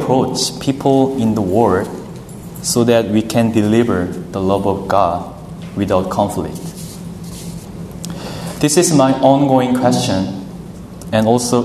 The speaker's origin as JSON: {"language": "English", "country": "South Korea", "moved": "as an adult", "lives_now": "United States", "said": "I'm from South Korea"}